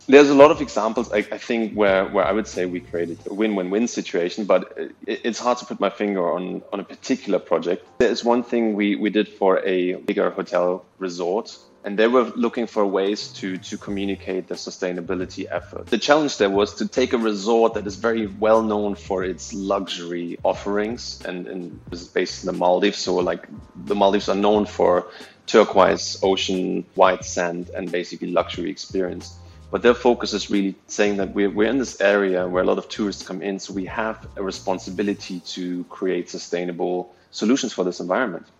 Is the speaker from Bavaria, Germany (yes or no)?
no; Berlin, Germany; moved away as an adult; also born or lived in Austria; now in Singapore; I was born in East Berlin. So I, I was still I was I'm still old enough to be born in a country that doesn't exist anymore. Right. So I'm originally from from that part, but yeah, I grew up in Berlin and lived there for until I was like 22